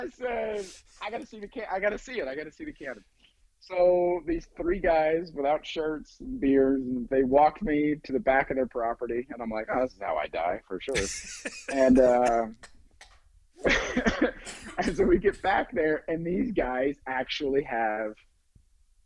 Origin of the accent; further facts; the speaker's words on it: Ohio, United States; now in Hollywood, United States; I grew up in Ohio, right, a little town.